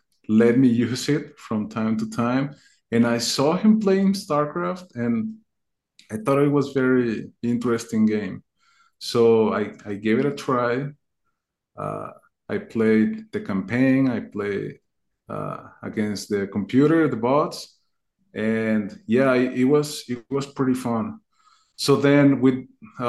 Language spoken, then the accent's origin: English; Mexico; I'm from Mexico